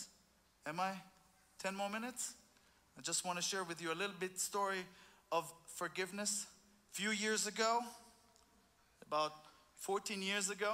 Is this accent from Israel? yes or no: yes; Israel; I'm from Israel